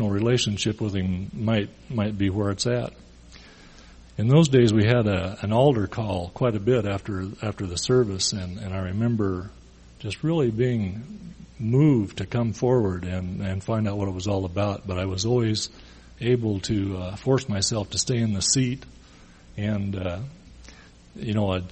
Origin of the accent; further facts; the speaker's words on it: Boise, Idaho, United States; I grew up in Boise